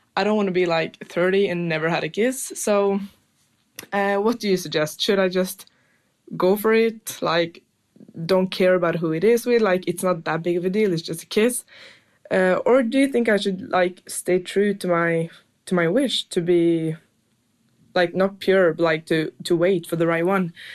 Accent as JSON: {"language": "English", "country": "Norway", "said": "I'm from Norway"}